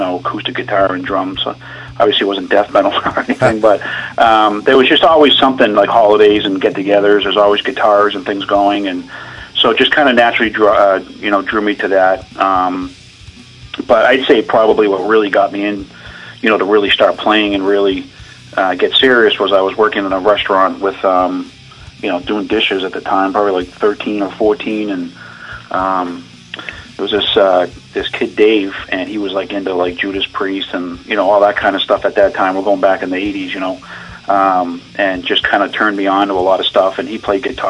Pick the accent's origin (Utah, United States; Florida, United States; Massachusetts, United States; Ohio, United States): Massachusetts, United States; Fitchburg; I'm from Fitchburg, Mass.